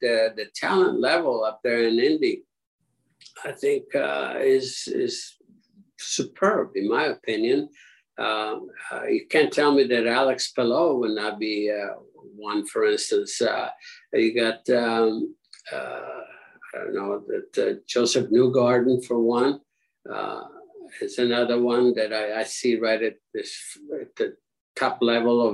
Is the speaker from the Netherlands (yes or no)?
no; Italy; now in United States; living in Italy